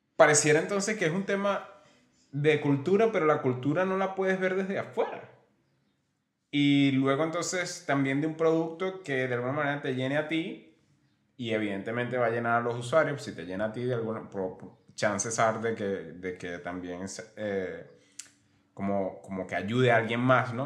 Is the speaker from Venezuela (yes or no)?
yes; Venezuela; moved away; yo soy de, bueno, nosotros somos de Venezuela